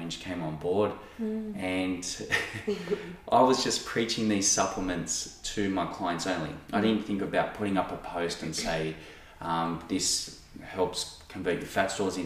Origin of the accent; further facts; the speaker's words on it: Sydney, New South Wales, Australia; moved away; also born or lived in Noosa; the guys I grew up with in Sydney